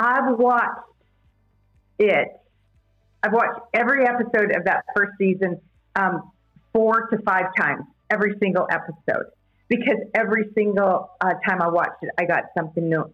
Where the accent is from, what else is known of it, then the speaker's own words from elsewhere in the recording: Canada; I'm from Canada